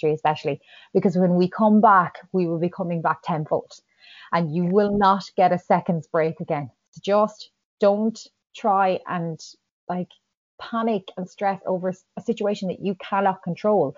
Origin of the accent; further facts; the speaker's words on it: Ireland; as an Irish nation